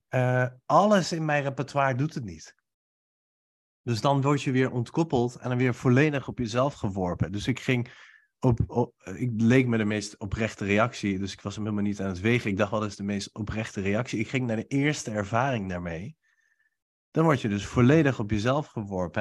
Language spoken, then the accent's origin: Dutch; Nijmegen, Gelderland, Netherlands; terug naar Nijmegen, naar huis met kerst, waar ik nu ook woon.